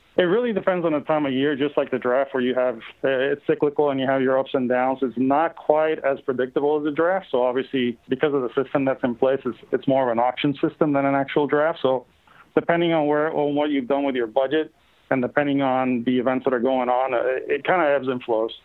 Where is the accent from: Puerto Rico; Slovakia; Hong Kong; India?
Puerto Rico; I grew up in Puerto Rico